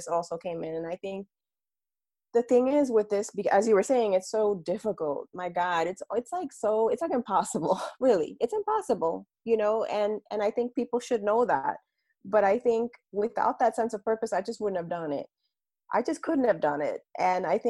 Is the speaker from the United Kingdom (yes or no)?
no; Bayamón, Puerto Rico; I'm also a Puerto Rican woman. So I was born in Bayamon, Puerto Rico